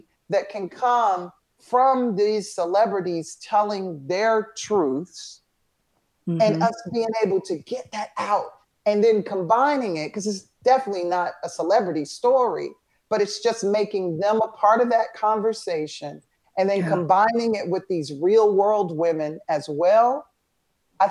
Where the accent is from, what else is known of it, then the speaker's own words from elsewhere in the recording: Atlanta, Georgia, United States; a wonderful experience growing up in Atlanta